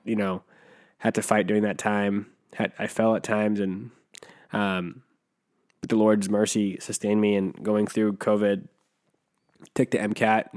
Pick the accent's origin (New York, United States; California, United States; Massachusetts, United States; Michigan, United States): California, United States; Riverside; born or raised there; also born or lived in Jamaica